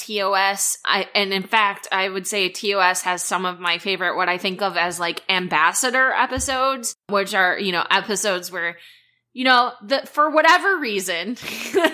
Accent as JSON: {"language": "English", "region": "Midwest", "country": "United States", "tie": "born or raised there", "said": "I grew up in the Midwest"}